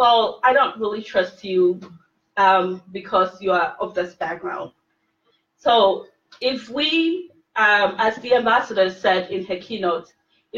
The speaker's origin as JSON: {"language": "English", "country": "Ghana", "moved": "yes", "lives_now": "United States", "said": "I'm originally from Ghana, I speak to my family all the time in Ghana"}